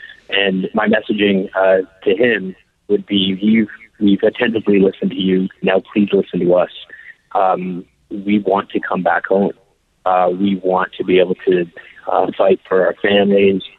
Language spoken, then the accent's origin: English; Canada; we are Canadian citizens abroad right now